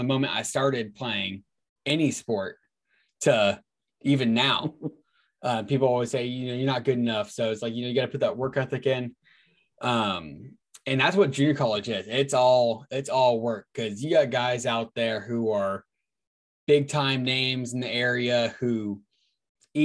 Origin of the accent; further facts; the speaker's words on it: Tracy, California, United States; moved away as an adult; also born or lived in Havre, Montana; Growing up in California, I grew up in Tracy, California